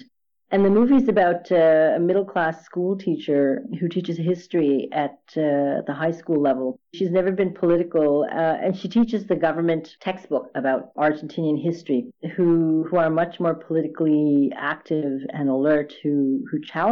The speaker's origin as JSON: {"language": "English", "town": "Montreal", "region": "Quebec", "country": "Canada", "tie": "born or raised there", "also_born_or_lived": "India", "said": "growing up in Montreal in the 60s, well, early 70s"}